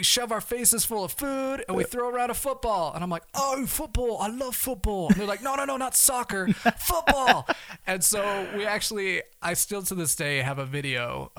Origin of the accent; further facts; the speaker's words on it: Manchester, North West England, United Kingdom; Because they'd hear me and my accent and they're like, oh yeah, where are you from? You know, so I'm like, well, Manchester.